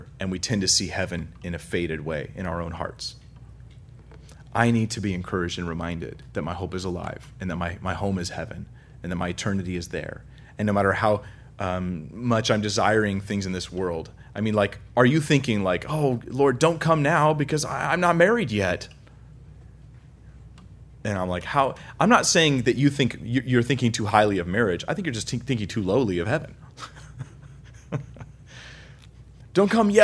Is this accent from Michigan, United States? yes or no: no; California, United States; we're from California, so we think we have no accents